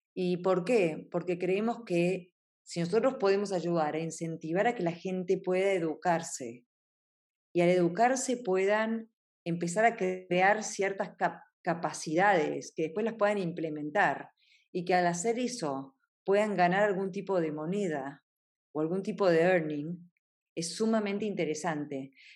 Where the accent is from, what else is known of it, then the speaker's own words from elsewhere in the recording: Argentina; siendo argentina